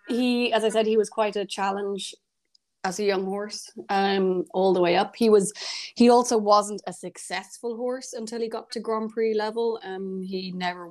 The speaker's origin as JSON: {"language": "English", "town": "Kilteel", "region": "County Kildare", "country": "Ireland", "tie": "born or raised there", "said": "I grew up in Kildare in Ireland, in a village called Kilteel. On the family farm."}